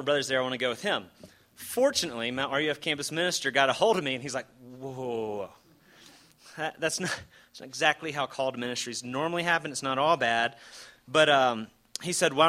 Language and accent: English; Alabama, United States; moved away as an adult; also born or lived in California; now in Palo Alto, United States; I'm originally from Alabama